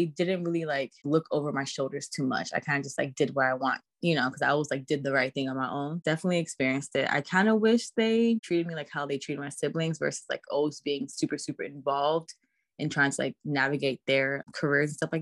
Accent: Texas, United States; also born or lived in Staten Island, New York / Atlanta, Georgia / Washington, District of Columbia, United States; I do rep Texas because that's where I grew up.

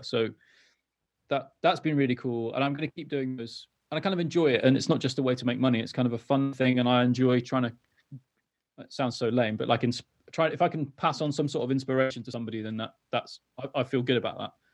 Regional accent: Wales, United Kingdom; also born or lived in London; I'm from Wales originally, and I moved back to North Wales.

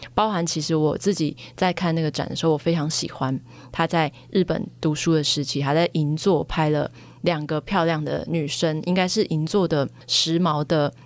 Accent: Taichung, Taiwan; moved away; 因为我是台中人，然后回到台中的时候就是去看郭美馆的展

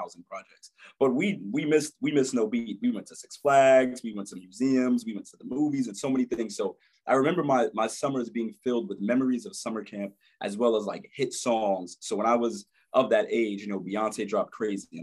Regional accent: New York City, New York, United States; I am from Brooklyn, New York, born and raised, Crown Heights area

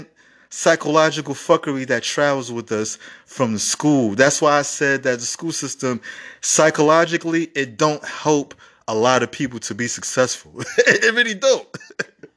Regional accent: New York City, New York, United States; I grew up in the Bronx school system, one of the worst school system in America

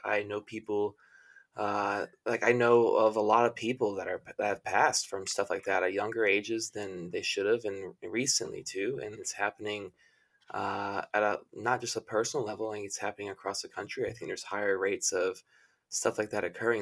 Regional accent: the South, United States; I grew up in the South.

